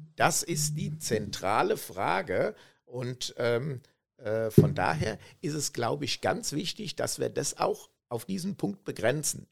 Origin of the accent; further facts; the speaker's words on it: Germany; so sind wir Deutsche